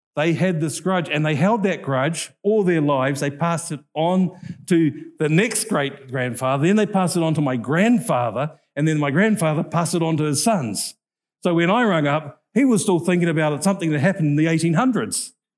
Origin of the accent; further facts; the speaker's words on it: North Island, New Zealand; I'm from the North Island.